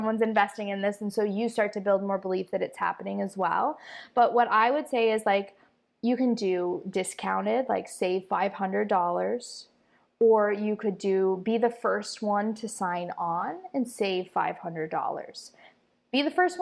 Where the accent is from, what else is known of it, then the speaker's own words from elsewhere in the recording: Iowa, United States; moved away as an adult; now in Costa Rica; I'm from Iowa